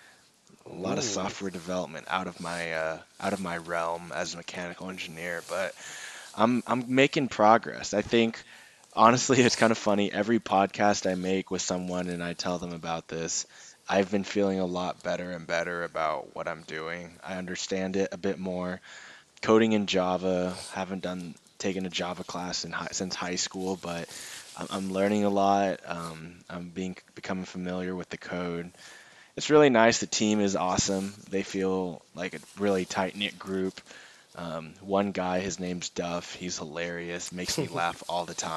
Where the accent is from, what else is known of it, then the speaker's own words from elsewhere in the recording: Houston, Texas, United States; I'm from Houston